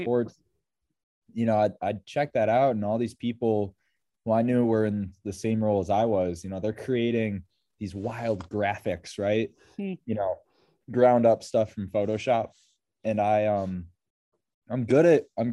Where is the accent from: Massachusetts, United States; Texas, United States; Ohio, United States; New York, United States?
New York, United States; Rochester; I am from Rochester, New York